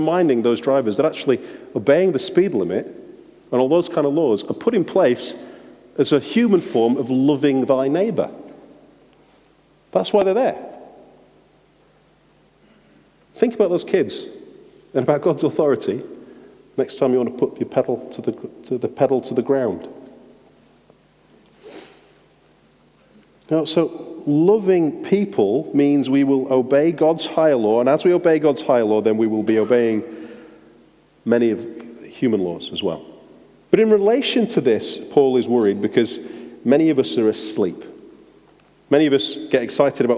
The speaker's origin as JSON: {"language": "English", "region": "England", "country": "United Kingdom", "said": "being an English driver driving around Sweden"}